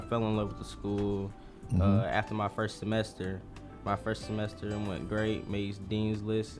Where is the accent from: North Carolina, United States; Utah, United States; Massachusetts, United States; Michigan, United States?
North Carolina, United States; Charlotte; also born or lived in Raleigh, North Carolina; I'm originally from Charlotte, North Carolina, born and raised, 18 years.